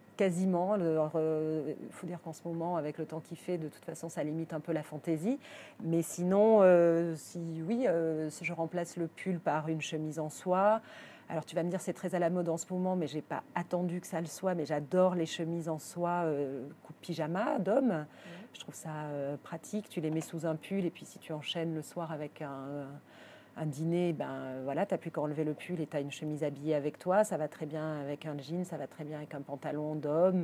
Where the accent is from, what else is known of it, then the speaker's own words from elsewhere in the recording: Arcachon, Nouvelle-Aquitaine, France; now in Paris, France; je suis née à Arcachon, hein, ma famille, je ne suis pas parisienne de naissance, ma, ma famille est de Gujan-Mestras, à côté d'Arcachon.